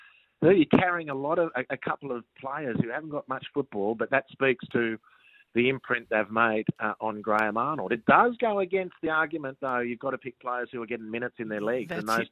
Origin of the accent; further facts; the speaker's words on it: Australia; particularly as a foreigner and as an Australian foreigner. You know, we're not the top of the pile when it comes to Japanese clubs doing their recruiting.